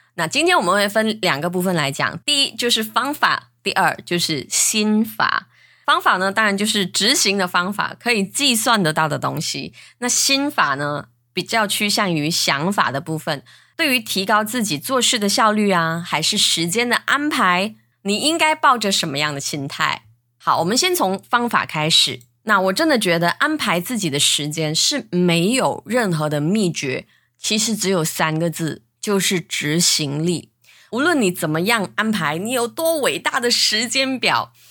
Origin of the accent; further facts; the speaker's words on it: Malaysia; 我是来自马来西亚的